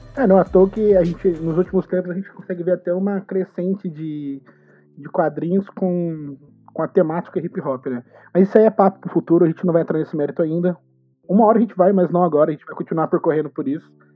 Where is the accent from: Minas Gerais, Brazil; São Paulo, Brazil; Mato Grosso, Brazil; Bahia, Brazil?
São Paulo, Brazil; São José dos Campos; eu sou de São José dos Campos